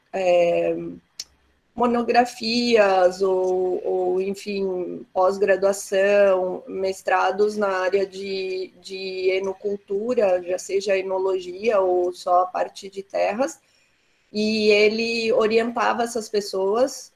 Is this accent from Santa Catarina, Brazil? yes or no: yes; Santa Catarina, Brazil; nos dar muito orgulho como catarinenses